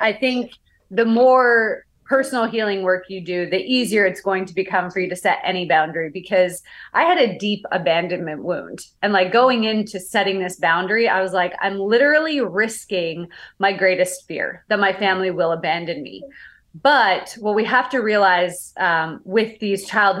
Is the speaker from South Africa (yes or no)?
no; Canada; I'm from Canada